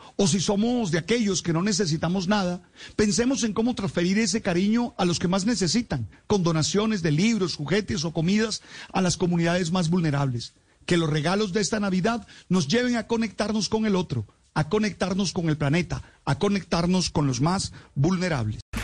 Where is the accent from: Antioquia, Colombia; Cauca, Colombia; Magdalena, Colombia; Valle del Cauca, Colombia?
Magdalena, Colombia; Santa Marta; Recuerdo mi niñez en Santa Marta